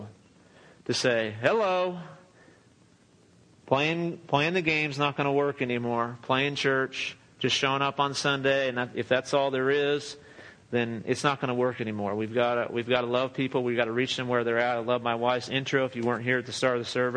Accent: Southern California, United States; now in Midland, United States; I grew up in Southern California.

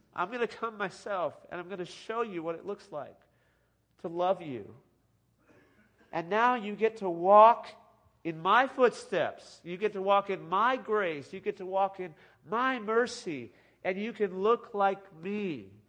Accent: California, United States; I grew up in California

